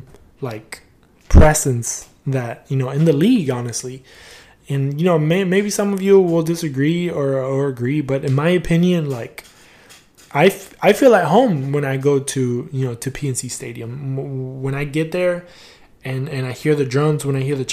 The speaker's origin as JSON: {"language": "English", "town": "Houston", "region": "Texas", "country": "United States", "tie": "born or raised there", "also_born_or_lived": "Argentina", "first_language": "Spanish", "second_language": "English", "said": "me growing up in Houston, Texas"}